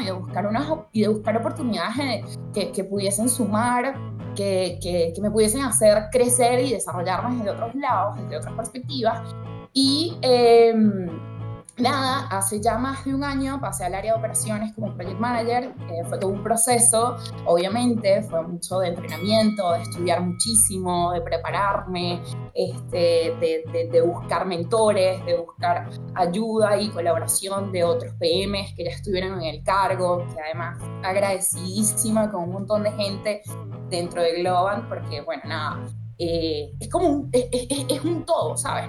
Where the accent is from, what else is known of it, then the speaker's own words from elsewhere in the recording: Venezuela; moved away as an adult; nací en Venezuela